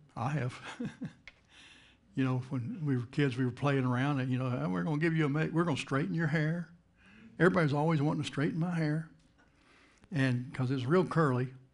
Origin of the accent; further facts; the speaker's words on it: Texas, United States; moved away as an adult; now in Jacksonville, United States; I'm from Texas, but you know, I haven't lived in Texas since nineteen eighty-nine.